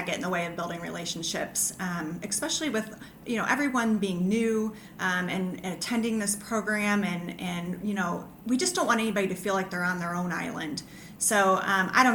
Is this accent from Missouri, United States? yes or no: yes; St. Louis, Missouri, United States; while I was growing up in St. Louis